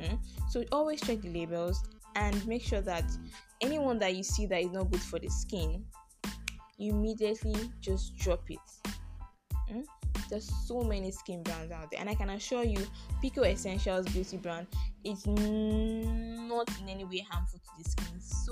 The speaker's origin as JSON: {"language": "English", "country": "Nigeria", "said": "So, don't think I'm Nigerian. I'm African. Black don't crack."}